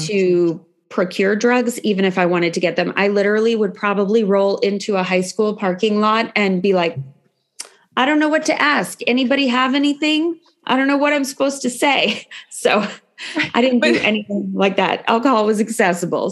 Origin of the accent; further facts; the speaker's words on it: San Francisco Bay Area, California, United States; also born or lived in Los Angeles; I grew up actually in the San Francisco Bay Area.